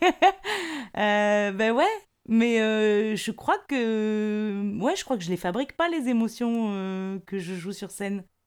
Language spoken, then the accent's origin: French; the South, south of France, France; moved away; je viens du Sud